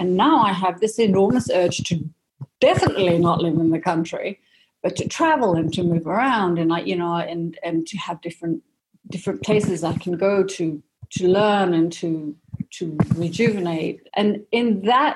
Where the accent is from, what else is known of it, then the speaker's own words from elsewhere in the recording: Malaysia; moved away; also born or lived in Singapore / United Kingdom; I had a Danish mother, an Indian father. I grew up in Malaysia, but then I went to an international school in Singapore, and then I ended up in boarding school in the UK